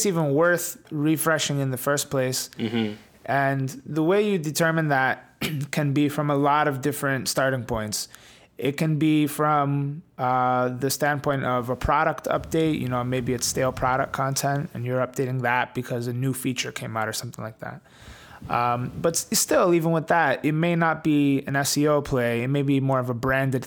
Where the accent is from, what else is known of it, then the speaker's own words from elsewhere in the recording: New York, United States; Well, my parents, they are Italian. I was born in the US in New York, but I grew up with a very old school Italian upbringing